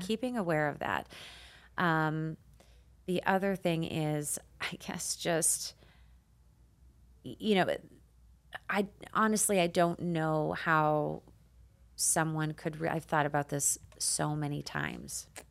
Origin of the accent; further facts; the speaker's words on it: Canada; moved away as an adult; now in United States; I immigrated to the United States from Canada